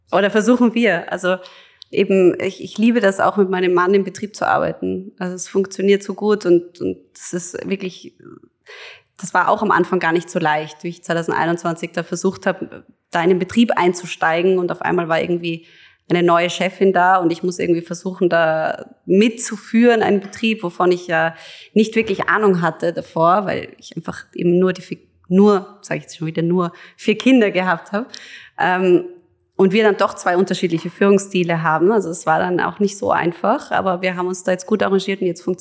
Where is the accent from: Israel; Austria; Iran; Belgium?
Austria; Hollabrunn, Lower Austria; und dann in Hollerbrunn eben bin ich mitten im Wald aufgewachsen also wir haben da in einem Haus gewohnt, das eben umgeben war von unserer Eigenjagd.